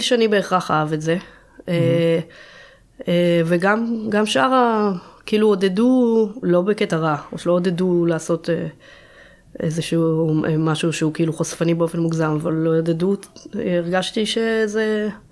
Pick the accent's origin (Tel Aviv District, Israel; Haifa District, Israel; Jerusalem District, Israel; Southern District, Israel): Jerusalem District, Israel; Jerusalem; נולדה למשפחה של ארכיאולוגים בירושלים